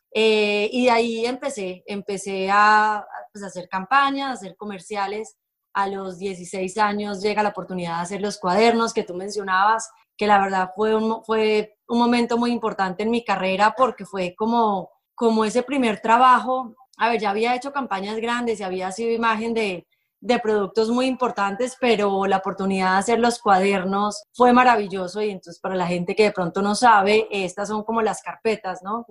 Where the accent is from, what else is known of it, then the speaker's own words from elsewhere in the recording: Medellín, Antioquia, Colombia; moved away as an adult; yo soy de Medellín